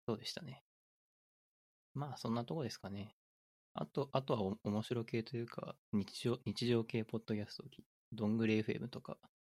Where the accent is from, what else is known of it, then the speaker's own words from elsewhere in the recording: Aichi, Japan; moved away; あの、愛知県出身だったんで